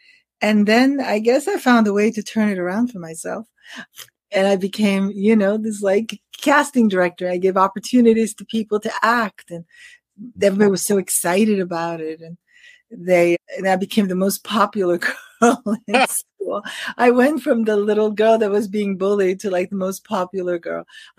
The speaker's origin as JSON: {"language": "English", "town": "Paris", "region": "Île-de-France", "country": "France", "tie": "born or raised there", "also_born_or_lived": "New York, United States", "said": "So I was born in New York, but my dad opened the very first William Morris agency in Paris, in France, in the 60s. So we moved there and I grew up"}